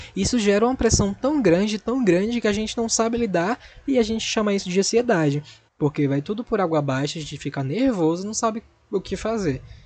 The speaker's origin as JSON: {"language": "Portuguese", "town": "Recife", "region": "Pernambuco", "country": "Brazil", "said": "sou de Recife"}